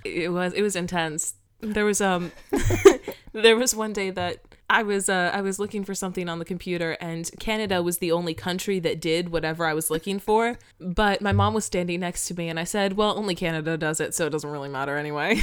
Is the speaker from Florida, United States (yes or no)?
yes; Florida, United States; I grew up in Florida